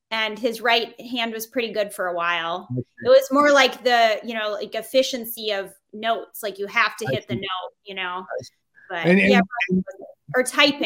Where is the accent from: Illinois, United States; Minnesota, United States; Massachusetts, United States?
Massachusetts, United States; Boston; I grew up in Boston.